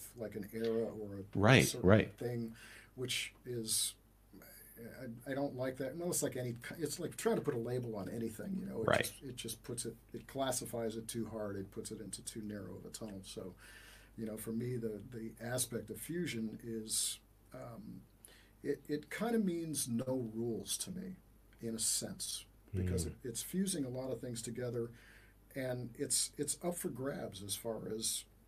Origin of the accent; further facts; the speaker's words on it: New York, United States; growing up in New York in the 80s, trying to get into the studio business